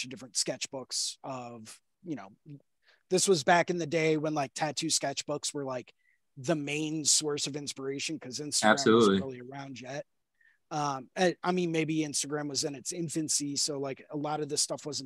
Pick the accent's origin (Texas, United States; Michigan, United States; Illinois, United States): Texas, United States; Houston; I was born in Houston